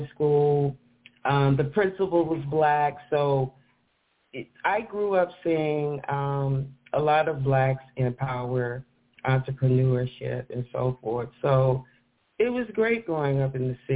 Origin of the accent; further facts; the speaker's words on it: St. Louis, Missouri, United States; also born or lived in Mississippi; I grew up in the beautiful St. Louis, Missouri, St. Louis